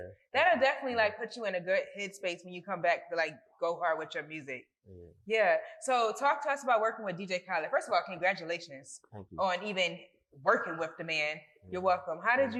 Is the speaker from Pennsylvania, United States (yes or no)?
yes; Philadelphia, Pennsylvania, United States; I'm originally from North Philly